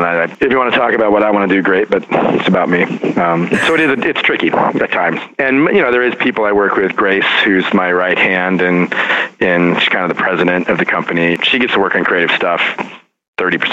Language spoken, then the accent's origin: English; Lostine, Oregon, United States; also born or lived in Portland, Oregon / New York City; now in Philadelphia, United States; my hometown, rural Oregon, the general store in this little ghost town of Lostine